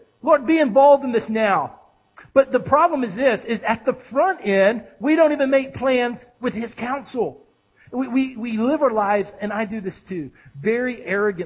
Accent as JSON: {"language": "English", "country": "United States", "said": "as a pastor and as an American"}